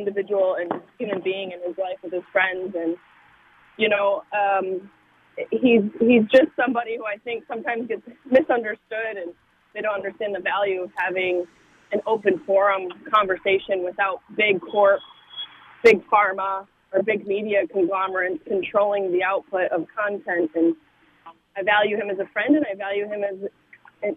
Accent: Syracuse, New York, United States; I'm from Syracuse

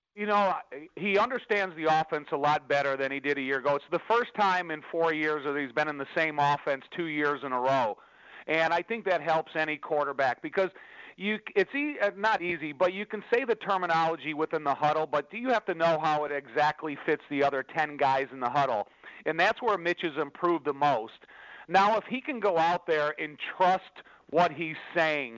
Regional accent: Chicago, Illinois, United States; I grew up in the Chicagoland area

